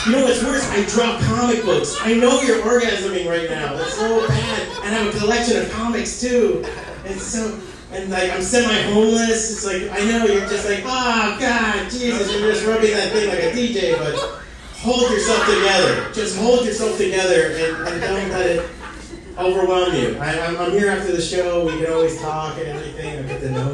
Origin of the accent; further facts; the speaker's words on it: Hialeah, Florida, United States; I'm from Hialeah